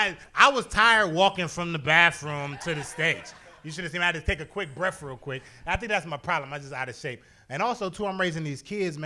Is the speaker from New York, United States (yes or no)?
no; Toledo, Ohio, United States; moved away; I used to work in a window factory up in Toledo when I lived there. I'm born and raised in Toledo.